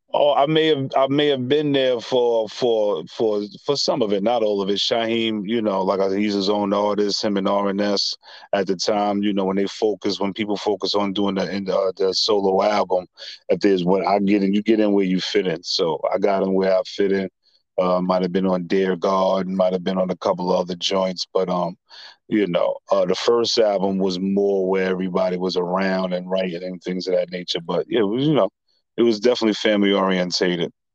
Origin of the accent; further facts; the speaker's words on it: New York City, New York, United States; Born and raised in Staten Island